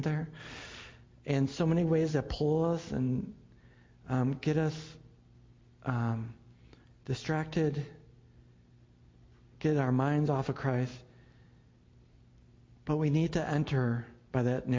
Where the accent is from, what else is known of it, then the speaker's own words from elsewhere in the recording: Buffalo, New York, United States; I grew up in Buffalo